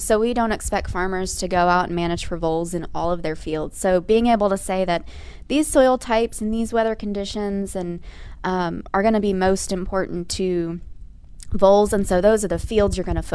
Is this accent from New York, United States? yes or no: no; McDonough, Georgia, United States; moved away as an adult; now in Indiana, United States; I'm from McDonough, Georgia, originally.